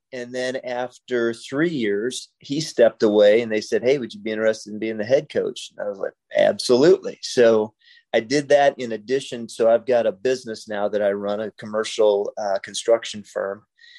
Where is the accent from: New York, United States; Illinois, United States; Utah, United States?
Illinois, United States; Freeport; also born or lived in Nebraska; I was born in Nebraska, but then grew up in Northern Illinois, just probably 15 miles south of the Wisconsin border. So my hometown was Freeport. So I am a Freeport pretzel